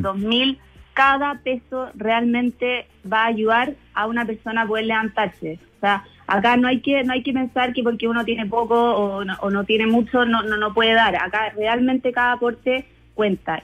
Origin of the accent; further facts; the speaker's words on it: Chile; acá en Chile sacamos lo mejor de, nosotros como chilenos